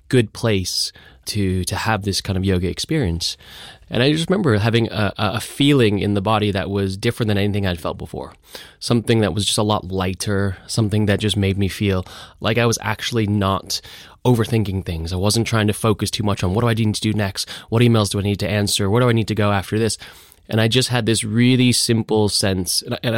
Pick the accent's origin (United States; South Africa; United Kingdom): United States; Los Angeles, California; moved away; I grew up in Los Angeles